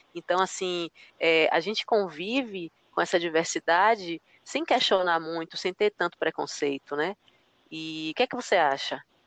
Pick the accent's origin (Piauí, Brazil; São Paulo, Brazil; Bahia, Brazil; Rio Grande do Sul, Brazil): Bahia, Brazil; dois baianos falando sobre a Bahia